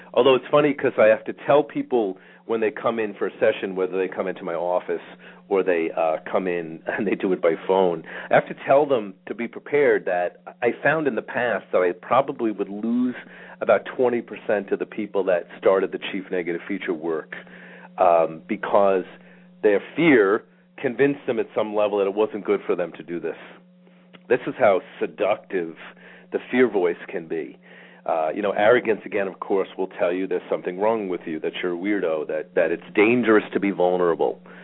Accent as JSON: {"language": "English", "region": "New York", "country": "United States", "tie": "born or raised there", "said": "I grew up in New York"}